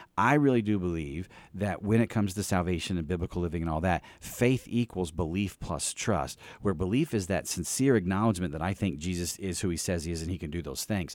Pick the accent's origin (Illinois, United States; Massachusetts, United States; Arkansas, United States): Illinois, United States; East Peoria; I grew up really in East Peoria, Illinois